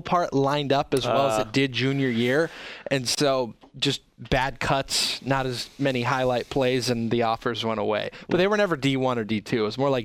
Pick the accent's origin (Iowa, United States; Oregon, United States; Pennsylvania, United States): Oregon, United States; also born or lived in California; I was born in California. But we moved so quickly to Oregon as a kid that I don't really count it.